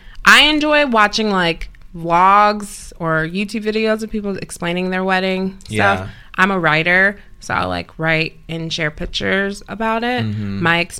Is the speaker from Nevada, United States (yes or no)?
no; Downers Grove, Illinois, United States; also born or lived in Chicago, Illinois; I'm from Downers Grove. It's a western suburb in Chicago.